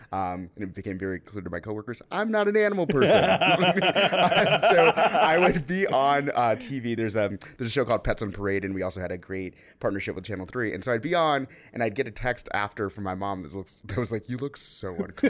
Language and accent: English; Phoenix, Arizona, United States; So I'm an Arizona native, as Mike just said. So I grew up here in Phoenix, went to high school downtown, actually, with Mike, but we did not know each other, which is so weird to me.